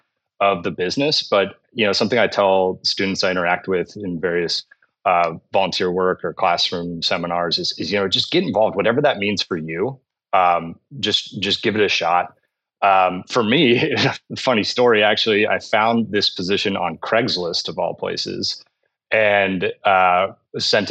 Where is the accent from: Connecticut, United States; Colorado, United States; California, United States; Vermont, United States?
California, United States; San Diego; moved away; I grew up in San Diego, which is, you know, obviously a hotbed for baseball